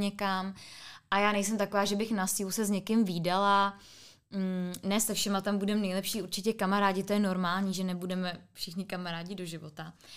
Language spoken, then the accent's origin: Czech; Ústí nad Orlicí, Pardubice Region, Czechia; now in Prague, Czech Republic; já jsem z Ústí nad Orlicí, což je u, Orlick, u Orlických hor